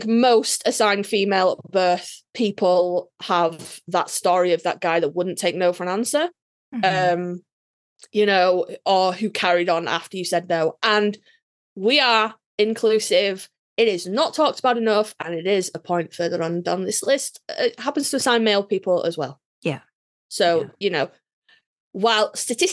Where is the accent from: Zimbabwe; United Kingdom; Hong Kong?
United Kingdom; we're British